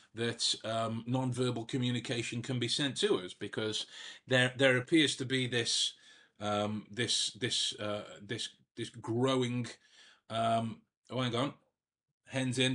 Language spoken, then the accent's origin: English; Staffordshire, West Midlands, United Kingdom; I was from from Staffordshire, from the middle of England